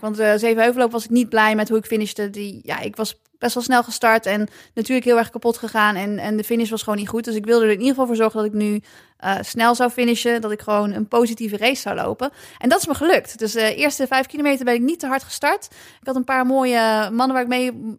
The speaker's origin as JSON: {"language": "Dutch", "town": "Nijmegen", "region": "Gelderland", "country": "Netherlands", "said": "allebei komen we uit Nijmegen."}